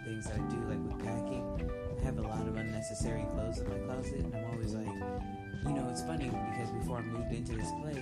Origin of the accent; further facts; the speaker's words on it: Round Rock, Texas, United States; I grew up in Round Rock, Texas